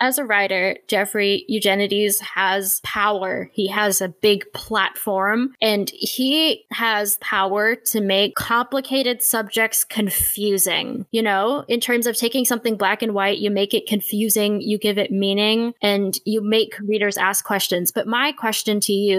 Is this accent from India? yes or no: yes; India; As an Indian woman